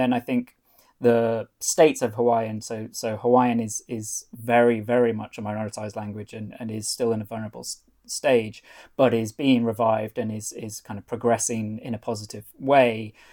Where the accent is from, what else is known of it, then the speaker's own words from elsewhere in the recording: North Wales, United Kingdom; first language Welsh and English; moved away as an adult; now in Hong Kong; Welsh is the language that I grew up speaking as a as a bilingual um, Welsh and English speaker in in North Wales